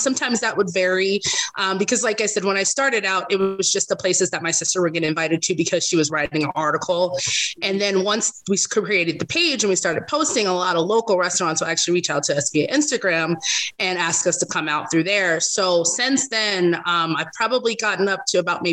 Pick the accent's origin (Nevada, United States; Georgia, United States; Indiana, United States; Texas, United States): Nevada, United States; Las Vegas; also born or lived in Los Angeles, California; I moved here to Vegas when I was 3. So I've been here ever since.